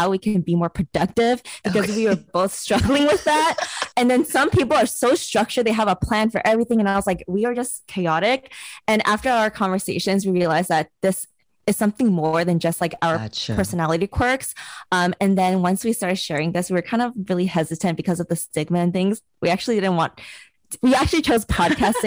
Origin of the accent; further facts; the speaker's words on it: New York City, New York, United States; I am Chinese American, and I was born and raised in New York City